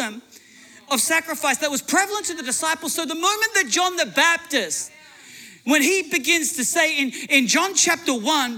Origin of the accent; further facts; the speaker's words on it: Australia; moved away as an adult; now in United States; I'm Australian, and now I'm an American citizen.